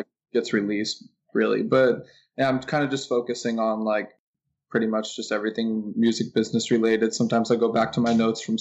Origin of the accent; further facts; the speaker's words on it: Arizona, United States; moved away as an adult; now in Los Angeles, United States; I'm from Arizona